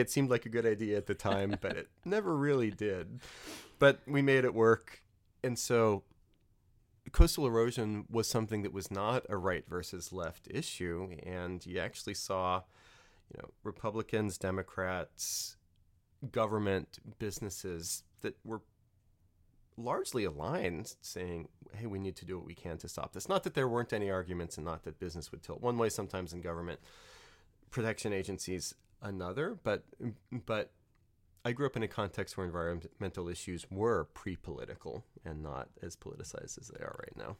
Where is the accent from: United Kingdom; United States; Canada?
United States; New Orleans, Louisiana; moved away; I grew up in Louisiana, New Orleans